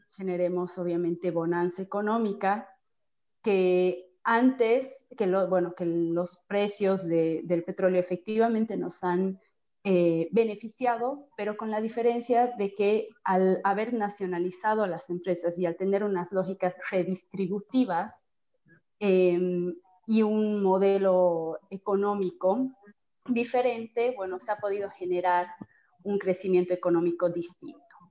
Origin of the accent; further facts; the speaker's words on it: Bolivia; como bolivianos